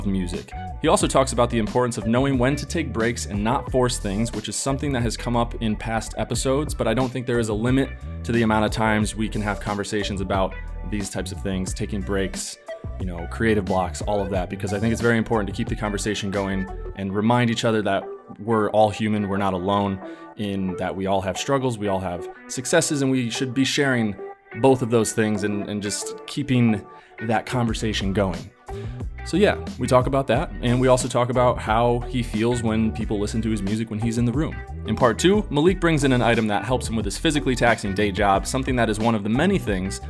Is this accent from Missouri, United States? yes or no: no; Glens Falls, Lake George, New York area, United States; moved away; also born or lived in Boston; when I tell them I'm from New York